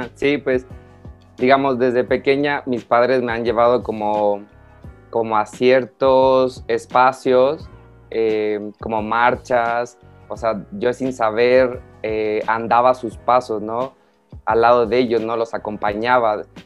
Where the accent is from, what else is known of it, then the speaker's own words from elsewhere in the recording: Mexico; soy un acróbate mexicano